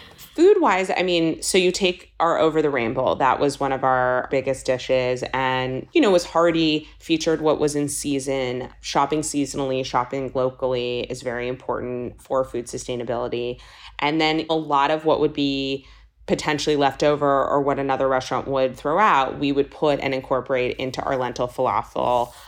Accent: Los Angeles, California, United States; moved away; also born or lived in East Coast; I'm born and raised in Los Angeles, and so much of growing up in California

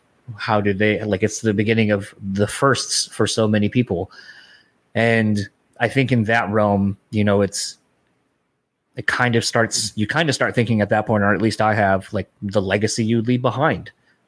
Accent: Delaware, United States; now in Michigan, United States; because I grew up in Delaware originally and I live here in Michigan, so when family back home dies

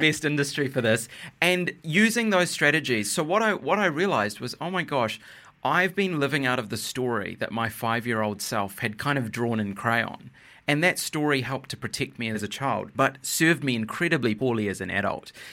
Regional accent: New Zealand; I was born in New Zealand

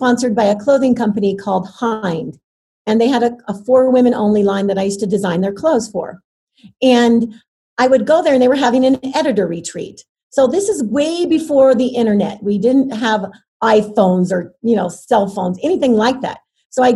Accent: Terre Haute, Indiana, United States; I grew up in Terre Haute, Indiana

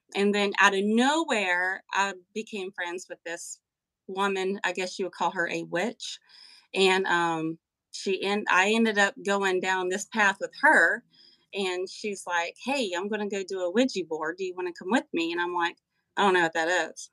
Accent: Western North Carolina, United States; I am from Western North Carolina, the heart of the Appalachian Mountains.

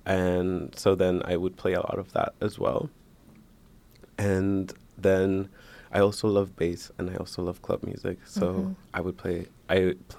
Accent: Washington, District of Columbia, United States; I'm Honduran, but I grew up in Washington, D.C.

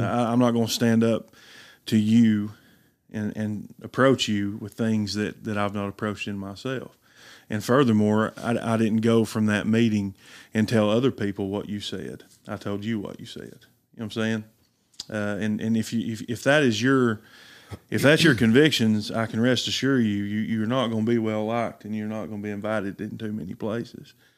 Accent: Riceville, Tennessee, United States; Riceville, Tennessee, born and raised in McMahon County

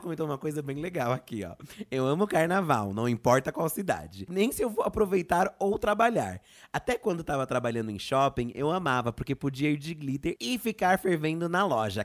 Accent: São Paulo, Brazil; eu sou daqui de São Paulo

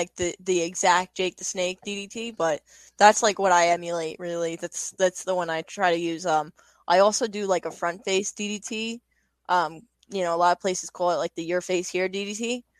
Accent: Long Island, New York, United States; Mick Foley is a big influence of mine because I'm from Long Island.

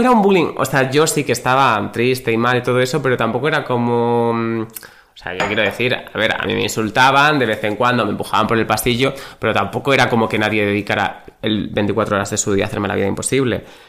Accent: Badajoz, Extremadura, Spain; soy de Badajoz

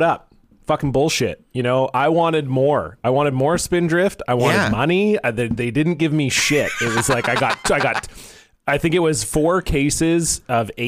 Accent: Canada; we're from Canada, and that's how you say it

